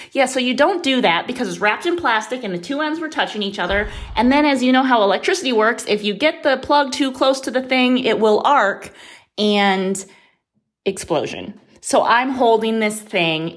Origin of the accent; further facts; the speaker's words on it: Midwest, United States; moved away; I grew up in the Midwest